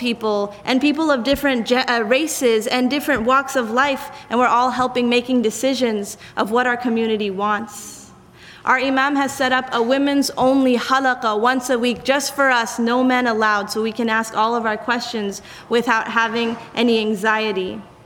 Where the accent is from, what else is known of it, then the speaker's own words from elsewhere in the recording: South Africa; now in United States; the country in which I grew up in South Africa